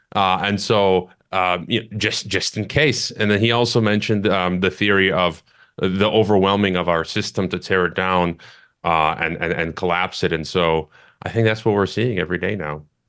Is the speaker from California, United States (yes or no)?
no; Chicago, Illinois, United States; moved away; back home, uh, in my hometown of Chicago